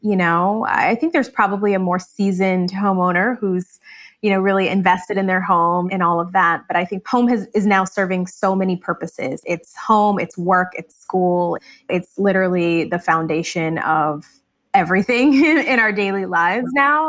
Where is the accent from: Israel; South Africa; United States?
United States; Michigan; I grew up in Michigan